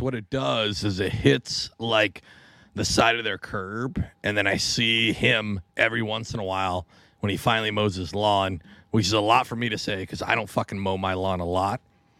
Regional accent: Tacoma, Washington, United States; Did you know that truck is named after my hometown? {S4} Really? {S7} Mm-hmm. I'm from Tacoma, Washington.

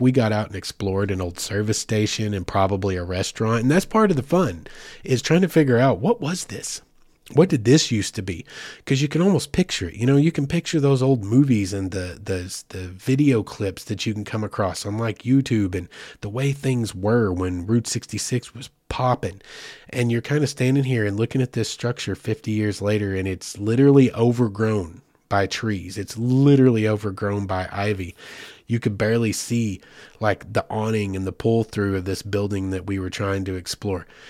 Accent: the Ozarks, United States; I'm from the Ozarks originally.

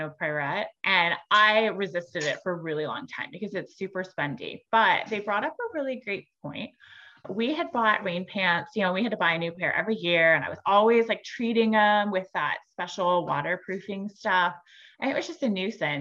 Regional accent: San Diego, California, United States; moved away; I grew up in San Diego

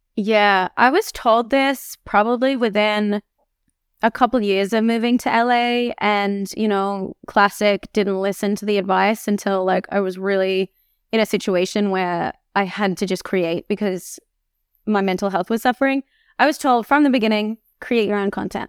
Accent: Australia; moved away as an adult; a nine-hour train to get to my hometown

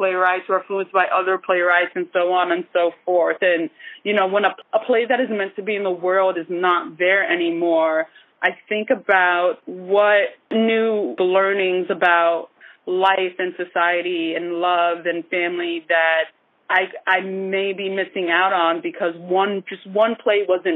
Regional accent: New York City, New York, United States; also born or lived in Nigeria; I'm from Brooklyn, and the Heights are similar in a way to Bed-Stuy, where I grew up in Brooklyn

